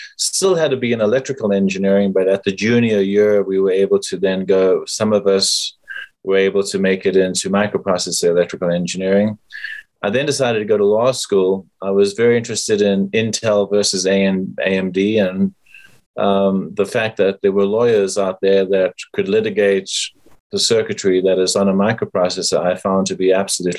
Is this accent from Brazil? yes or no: no; South Africa; moved away as an adult; now in United States; I am from South Africa